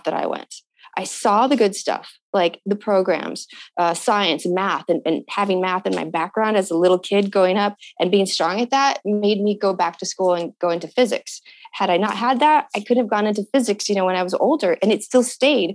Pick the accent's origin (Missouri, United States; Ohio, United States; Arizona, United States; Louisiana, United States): Arizona, United States; Tucson; growing up in Tucson and having these big skies